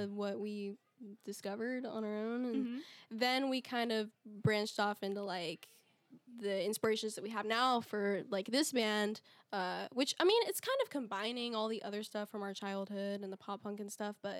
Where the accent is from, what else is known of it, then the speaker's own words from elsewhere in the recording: Texas, United States; whenever I tell people I'm from Texas, they're like, oh, so like, you live on a farm?